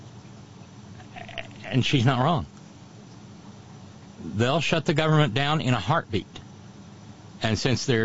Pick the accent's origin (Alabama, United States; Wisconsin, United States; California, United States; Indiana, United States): Alabama, United States; now in West Virginia, United States; I grew up in Alabama.